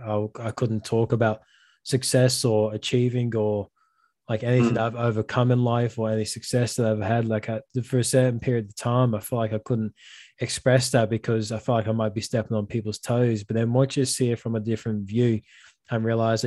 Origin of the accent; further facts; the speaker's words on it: Liverpool, North West England, United Kingdom; now in Australia; I'm originally from Liverpool, England